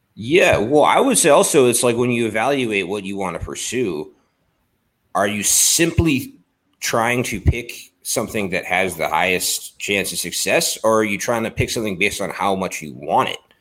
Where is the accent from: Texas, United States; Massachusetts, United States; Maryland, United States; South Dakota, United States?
Maryland, United States; Baltimore; I grew up in Baltimore